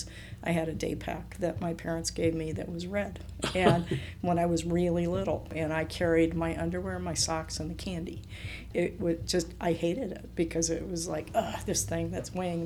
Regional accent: San Francisco Bay Area, California, United States; born or raised there; moved away as an adult; also born or lived in Ecuador; now in Utah, United States

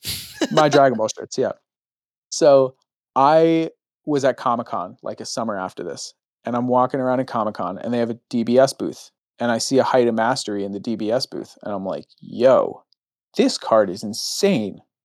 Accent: United States; I'm American

